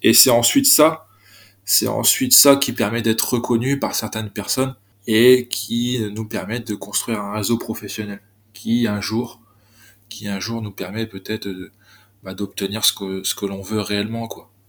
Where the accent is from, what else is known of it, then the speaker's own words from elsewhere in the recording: Côte d'Opale, Hauts-de-France, France; also born or lived in Lille; je suis originaire de la Côte d'Opale